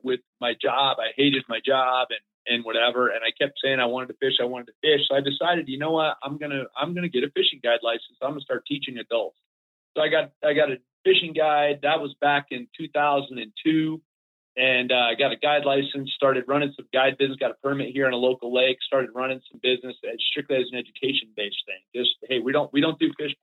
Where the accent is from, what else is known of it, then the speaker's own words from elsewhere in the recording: South Florida, United States; moved away; We were dead broke growing up in Florida.